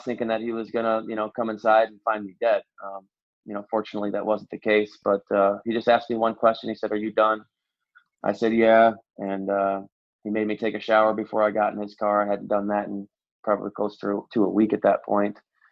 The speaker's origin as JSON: {"language": "English", "region": "Indiana", "country": "United States", "also_born_or_lived": "Nashville, Tennessee", "moved": "as an adult", "said": "I'm from Indiana"}